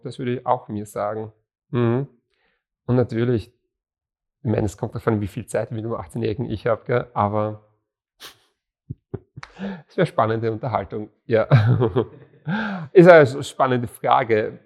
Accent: Graz, Styria, Austria; also born or lived in Bruck an der Mur / Monterey, California; wir sind ja Grazer

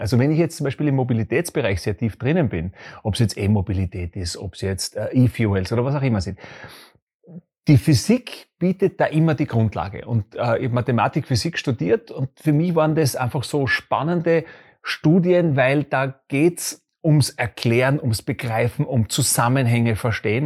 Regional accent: Graz, Styria, Austria; Ich bin in Graz groß geworden, in der Grazer Innenst-, ich bin ein Grazer Innenstadtkind. Ich bin da aufgewachsen.

